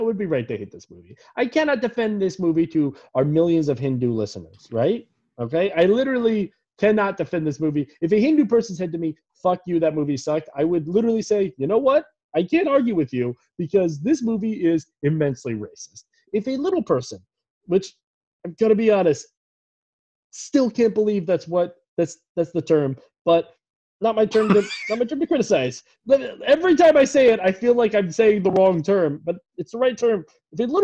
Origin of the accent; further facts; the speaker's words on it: Maryland, United States; also born or lived in Los Angeles; What a fucking dumbass state we're from